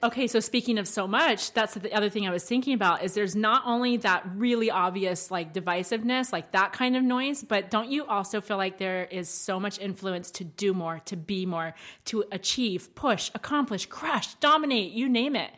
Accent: Maryland, United States; accent: twang; moved away; I'm from more of the South, like Maryland

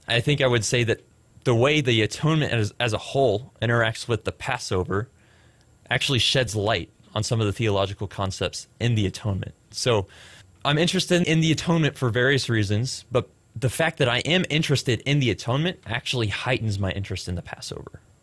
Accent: Frisco, Texas, United States; also born or lived in Plano, Texas; I was born in Plano, went to Frisco schools for the majority of my childhood, graduated from Liberty High School out in Frisco, Texas

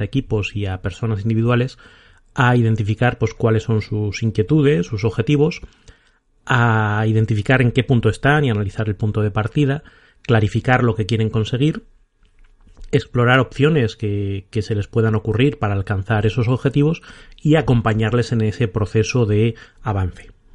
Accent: Salamanca, Castile and León, Spain; also born or lived in Bilbao / Madrid; now in Aranda de Duero, Spain; soy de Salamanca y después de vivir en Bilbao y en Madrid, ahora vivo en Aranda de Duero, Burgos

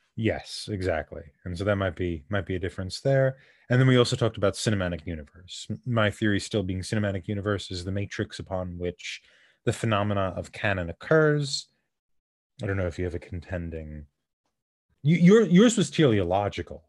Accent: United States; we're American

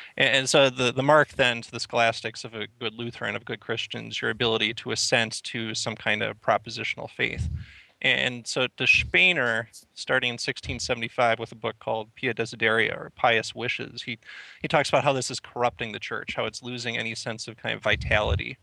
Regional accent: the Twin Cities, Minnesota, United States; I grew up in the Twin Cities, just kind of east, actually, of where I'm currently sitting in Stillwater, Minnesota.

